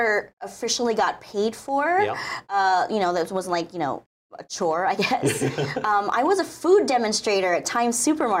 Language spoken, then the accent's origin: English; Kaneohe, Hawaii, United States; also born or lived in Los Angeles; So I grew up in Kaneohe all my life.